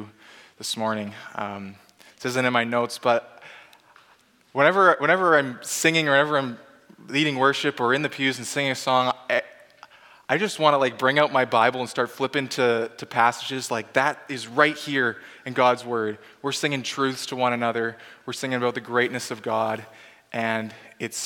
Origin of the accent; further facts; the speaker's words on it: Abbotsford, British Columbia, Canada; moved away as an adult; I was born and raised in Abbotsford, British Columbia, a very long way away from here.